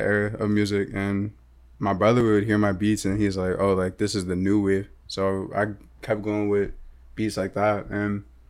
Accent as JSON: {"language": "English", "town": "Philadelphia", "region": "Pennsylvania", "country": "United States", "tie": "born or raised there", "said": "I'm from Philly. I was born in Philly."}